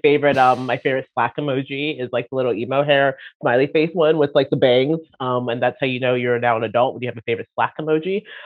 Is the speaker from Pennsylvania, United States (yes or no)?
no; Baltimore, Maryland, United States; moved away as an adult; now in Sweden; I come from Baltimore. That's where I grew up.